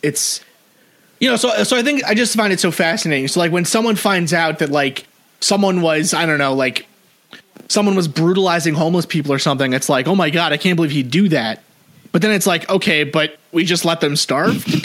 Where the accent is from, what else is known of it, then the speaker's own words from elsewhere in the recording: New York City, New York, United States; I'm from Staten Island, New York